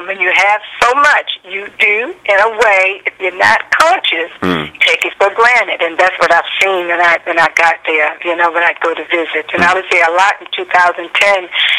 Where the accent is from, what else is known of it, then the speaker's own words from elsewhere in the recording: Baltimore, Maryland, United States; moved away; I'm originally from Baltimore, Maryland.